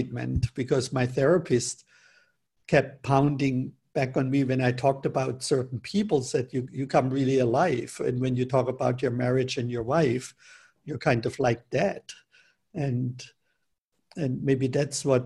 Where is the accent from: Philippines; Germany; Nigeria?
Germany; moved away; also born or lived in Northern California; where I grew up in Germany